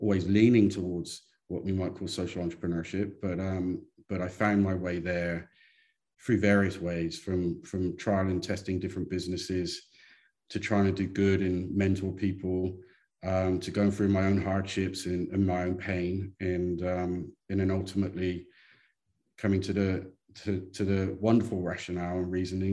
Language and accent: English; Somerset, South West England, United Kingdom; moved away as an adult; also born or lived in London; now in Brisbane, Australia; I'm an Englishman, not in New York, but in Brisbane. I grew up in Somerset in southwest England, very country, very rural.